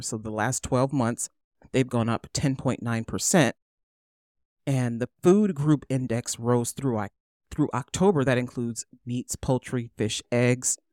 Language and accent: English; United States; I'm American